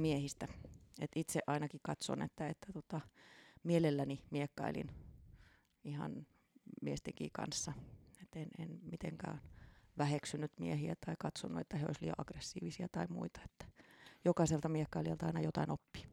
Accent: Turku, Southwest Finland, Finland; Eli Turusta olen kotoisin

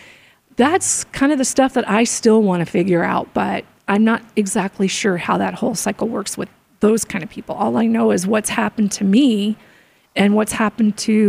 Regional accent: Arizona, United States; also born or lived in Florida; We moved from Florida when I was 3 to Arizona

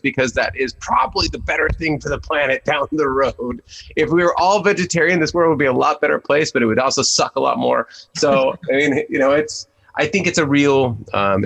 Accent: San Diego, California, United States; I'm born and raised in San Diego

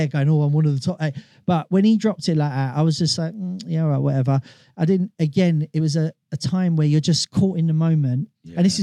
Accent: London, United Kingdom; I was born and bred in London

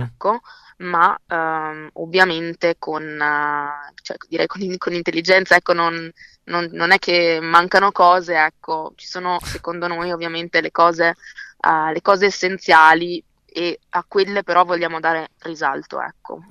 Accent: Verona, Veneto, Italy; io sono nata e cresciuta a Verona

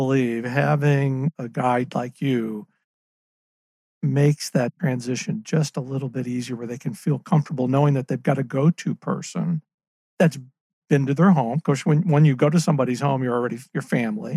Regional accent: St. Louis, Missouri, United States; I grew up in St. Louis

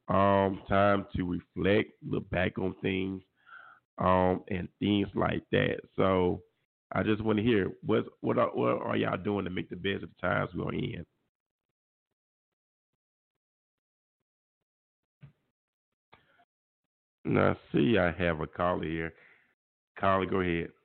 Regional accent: Mobile, Alabama, United States; coming to you live from my hometown. My hometown of Mobile, Alabama

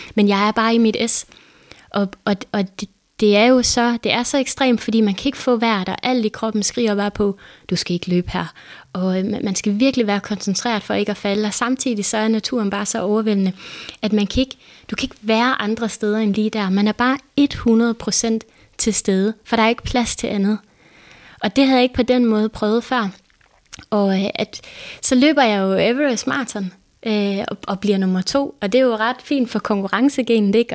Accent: Denmark; jeg var fra Danmark

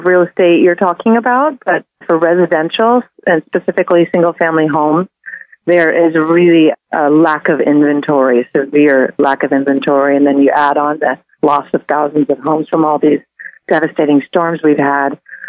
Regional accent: San Francisco, California, United States; I'm born and raised in San Francisco

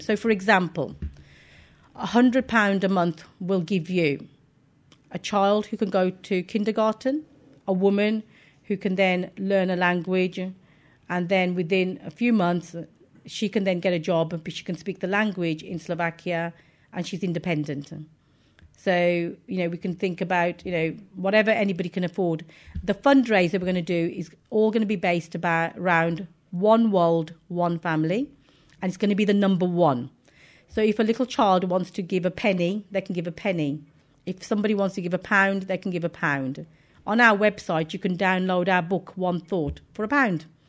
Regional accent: Wolverhampton, West Midlands, United Kingdom; I was born in Wolverhampton

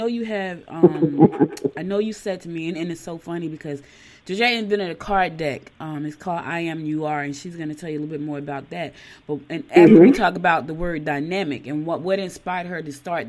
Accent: Newark, New Jersey, United States; moved away as an adult; also born or lived in Georgia; now in Gwinnett County, Georgia, United States; I was born here in Georgia, raised in New Jersey.

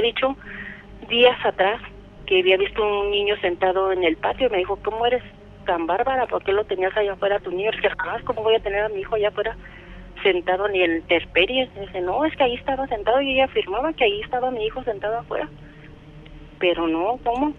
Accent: Salamanca, Guanajuato, Mexico; De aquí de Salamanca.

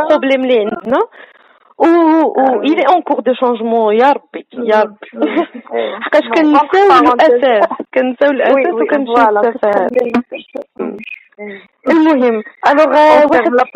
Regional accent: Morocco; عندنا في المغرب

